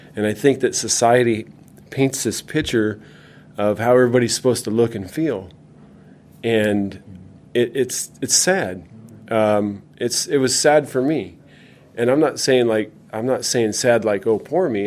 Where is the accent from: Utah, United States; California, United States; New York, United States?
California, United States; also born or lived in Minnesota; We moved to California in 1980